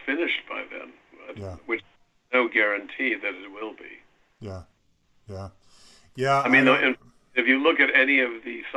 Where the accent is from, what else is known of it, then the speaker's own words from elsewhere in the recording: Milwaukee, Wisconsin, United States; moved away; also born or lived in New York; I grew up in Wisconsin, and my wife and I are both from Milwaukee